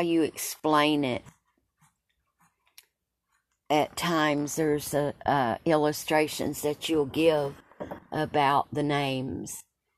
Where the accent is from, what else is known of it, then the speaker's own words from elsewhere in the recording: Tazewell, Tennessee, United States; I was raised in Tazewell